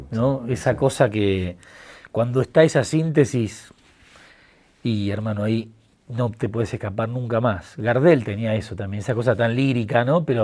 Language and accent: Spanish; Buenos Aires, Argentina; Yo me crié en el Bajo Belgrano, que es un barrio... Yo tengo 43 años ya.